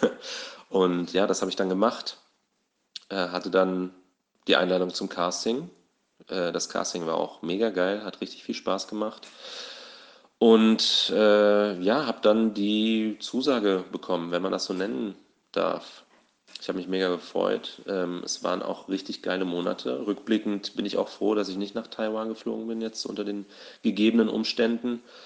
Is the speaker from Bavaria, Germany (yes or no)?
no; Southern Hesse, Germany; moved away; ursprünglich komme ich aus Südhessen, da bin ich aufgewachsen, zur Schule gegangen